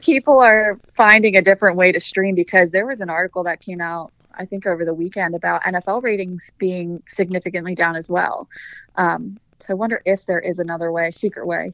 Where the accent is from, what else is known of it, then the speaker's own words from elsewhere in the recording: outside of Philadelphia, Pennsylvania, United States; now in North Carolina, United States; outside of Philadelphia, so diehard Eagles fan, anything Philadelphia, I know.